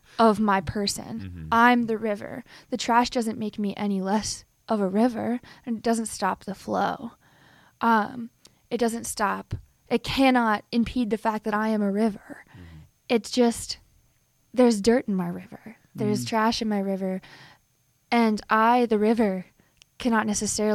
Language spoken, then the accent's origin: English; Ohio, United States; I'm from Ohio